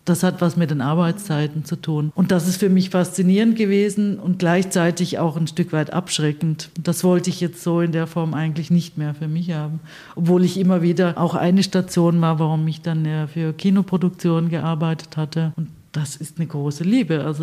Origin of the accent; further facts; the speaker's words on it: Stuttgart, Baden-Württemberg, Germany; Ich bin in Stuttgart aufgewachsen bzw. geboren.